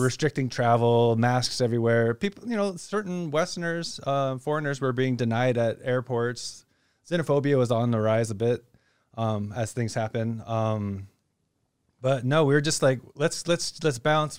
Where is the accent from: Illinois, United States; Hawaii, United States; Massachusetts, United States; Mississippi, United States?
Hawaii, United States; also born or lived in Kansas City area / China; now in Phuket, Thailand; I'm from Hawaii, so I get to share some of my childhood growing up and learning to respect and, and honor the ocean